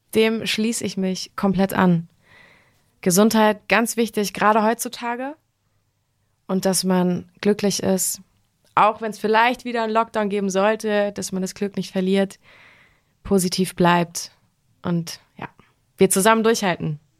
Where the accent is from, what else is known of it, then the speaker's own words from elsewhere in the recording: Wetzlar, Hesse, Germany; moved away; ich komme ursprünglich aus Wetzlar, aber meine Familie wohnt äh, auf Mallorca